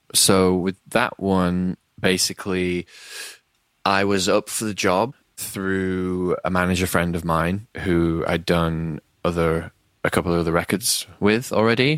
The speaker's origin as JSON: {"language": "English", "town": "Leeds", "region": "Yorkshire and the Humber", "country": "United Kingdom", "said": "I'm from Leeds in, like, a northern town in England"}